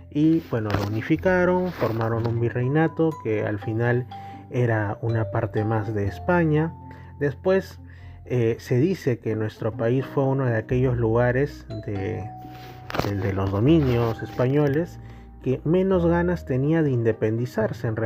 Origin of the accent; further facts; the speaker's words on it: Peru; nosotros hablamos que somos peruanos, que vivimos en Perú